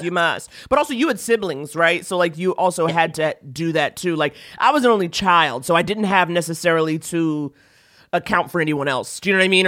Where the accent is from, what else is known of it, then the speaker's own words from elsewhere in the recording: New York, United States; I'm from New York